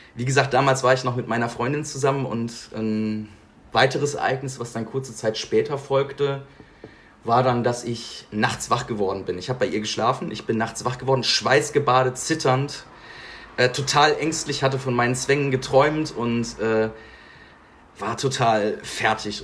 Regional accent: Bergisches Land, North Rhine-Westphalia, Germany; moved away as an adult; now in Bonn, Germany; Also ich komme ursprünglich aus dem Bergischen Land. Bergisches Land, Nähe Köln, zwischen Köln und Siegen

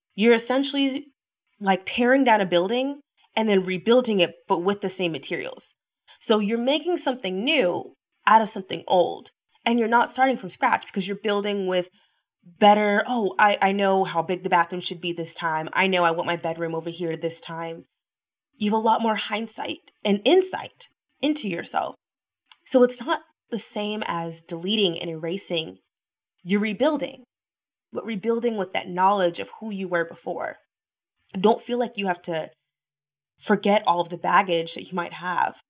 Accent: the South, United States; now in Los Angeles, United States; I'm from the South.

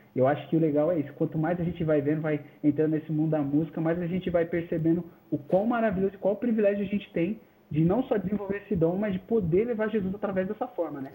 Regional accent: São Paulo, Brazil; now in Embu das Artes, Brazil; Eu sou natural de São Paulo mesmo. São Paulo. É, nasci em São Paulo. Atualmente eu vivo no Imbu das Artes

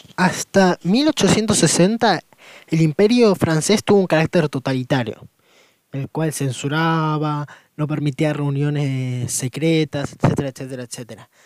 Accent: Argentina; del país de donde vengo

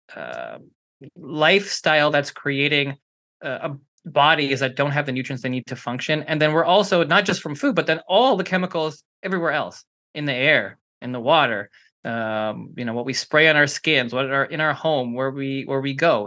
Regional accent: Canada; now in Los Angeles, United States; I'm Canadian, so, you know, I used to coach hockey

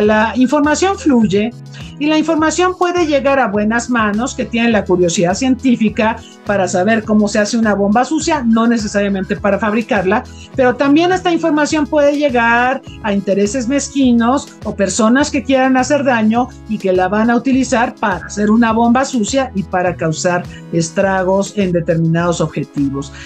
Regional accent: Mexico; Como mexicanos

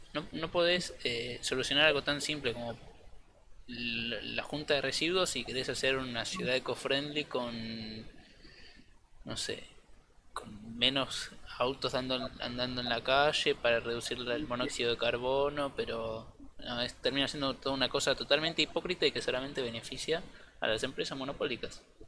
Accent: La Plata, Buenos Aires Province, Argentina; soy de La Plata

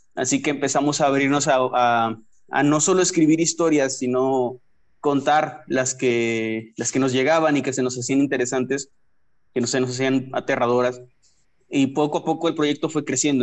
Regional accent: Matamoros, Tamaulipas, Mexico; yo soy de Matamoros, Tamaulipas

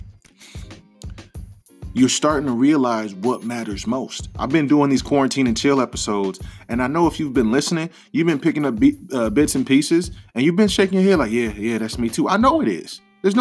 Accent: Detroit, Michigan, United States

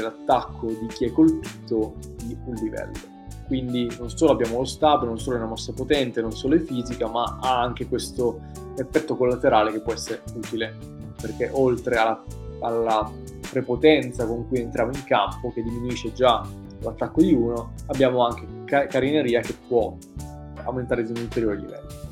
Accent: Italy; noi italiani

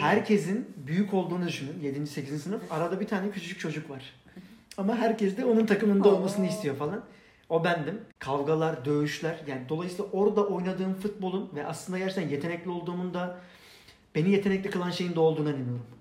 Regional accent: Istanbul, Turkey; Beylikdüzü'nde öğrenciydim o zaman.

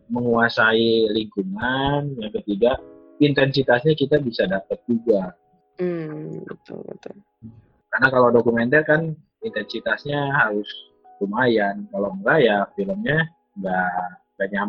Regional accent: West Java, Indonesia; Yang pertama karena saya orang Sunda.

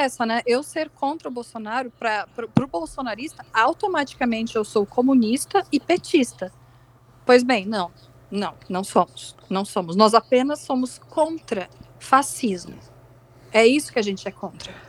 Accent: Rio Grande do Sul, Brazil; moved away; Eu sou gaúcha, por sinal, mas não moro no Sul

